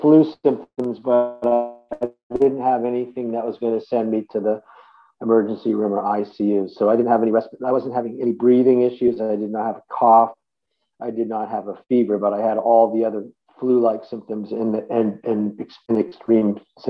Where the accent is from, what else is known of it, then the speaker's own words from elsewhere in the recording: Massachusetts, United States; also born or lived in Boston; I grew up outside of Boston. I was born in Boston, Massachusetts, and I grew up outside of Boston.